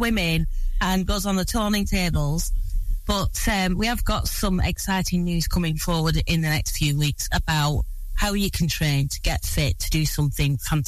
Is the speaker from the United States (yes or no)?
no; Blackburn, North West England, United Kingdom; born or raised there